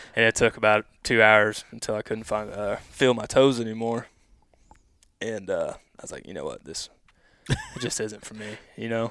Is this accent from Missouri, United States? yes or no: yes; Odessa, Missouri, United States; I grew up here in Odessa, Missouri